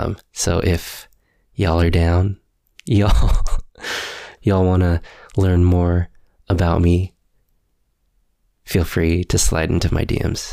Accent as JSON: {"language": "English", "country": "Philippines", "said": "I am single. I am Filipino."}